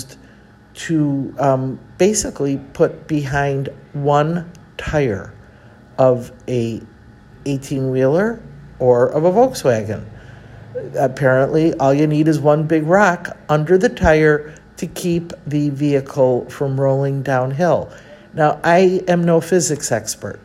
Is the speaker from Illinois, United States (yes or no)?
yes; Chicago, Illinois, United States; moved away as an adult; also born or lived in Mexico City; I am from Chicago and know I've never lived anywhere else than Chicago